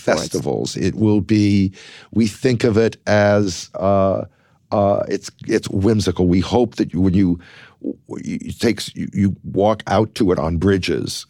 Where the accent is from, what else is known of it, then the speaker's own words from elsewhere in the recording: Los Angeles, California, United States; growing up in Los Angeles